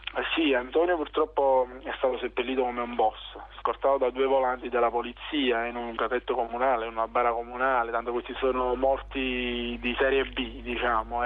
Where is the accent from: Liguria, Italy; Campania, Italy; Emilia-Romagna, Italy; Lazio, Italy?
Campania, Italy; Naples; nascere in un territorio come la mia terra, come Scambia